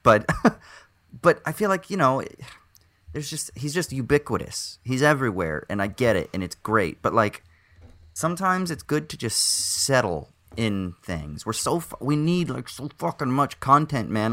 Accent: United States; accent: American; moved away; my American accent

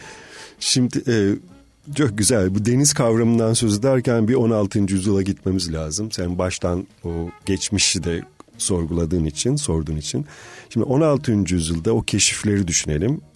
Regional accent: Marmara Island, Balıkesir, Turkey; ben bir ada doğumluyum. Marmara Adası'nda doğdum

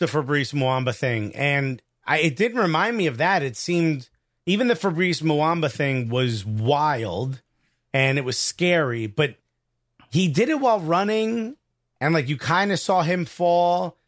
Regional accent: United States; we're American

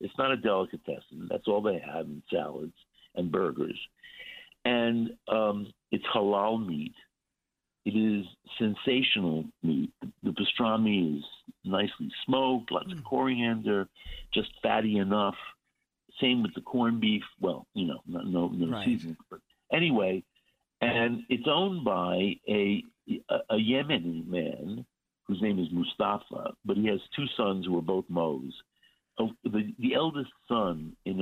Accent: New York City, New York, United States; I grew up in Flatbush

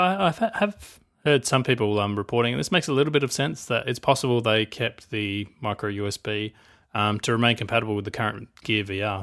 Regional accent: Australia; I'm Australian.

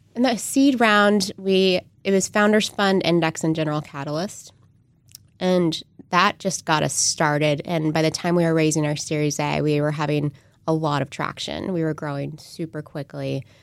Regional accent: San Antonio, Texas, United States; moved away as an adult; also born or lived in Austin, Texas / Silicon Valley; I grew up in San Antonio

